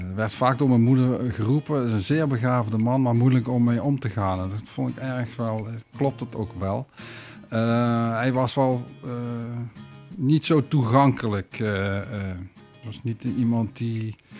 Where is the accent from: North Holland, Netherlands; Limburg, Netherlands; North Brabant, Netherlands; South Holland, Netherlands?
Limburg, Netherlands; Weert; moved away as an adult; also born or lived in Maastricht / Moelingen; now in Vught, Netherlands; ik ben kind van Amsterdamse ouders. Alleen zij zijn heel vroeg verhuisd naar Weert.